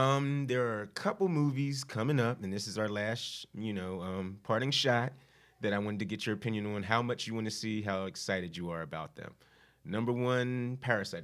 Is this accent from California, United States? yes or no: no; Philadelphia, Pennsylvania, United States; I grew up in Philly